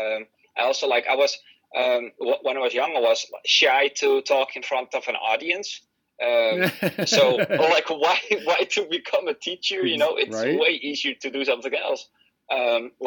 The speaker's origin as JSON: {"language": "English", "country": "Netherlands", "said": "I'm from the Netherlands"}